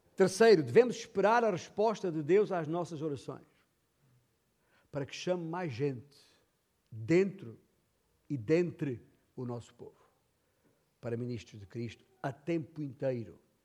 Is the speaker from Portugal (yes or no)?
yes; Alentejo, Portugal; na minha terra, Alentejo